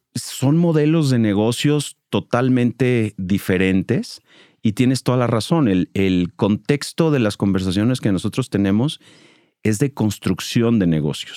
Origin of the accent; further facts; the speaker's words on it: Mexico City, Mexico; moved away as an adult; now in Monterrey, Mexico; Yo soy chilango, llevo 20 años viviendo en Monterrey